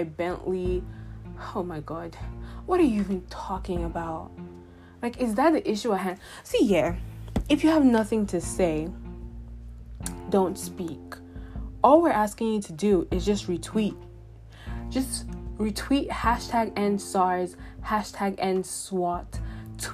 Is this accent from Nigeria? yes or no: yes; Nigeria; being a Nigerian.